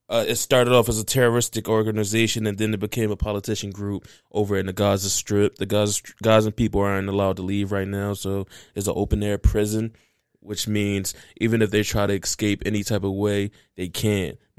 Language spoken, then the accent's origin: English; United States; But the reason why I started paying attention to this, even though I'm American, I, I my tax dollars go there.